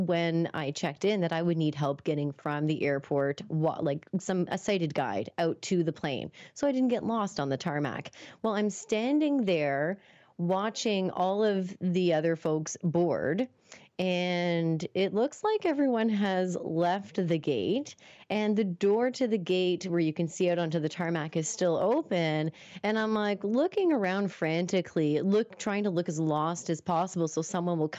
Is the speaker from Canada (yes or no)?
yes; Moncton, New Brunswick, Canada; moved away as an adult; also born or lived in Toronto; I think I was moving back home after finishing up college in Toronto. So I was moving from Toronto back to Moncton.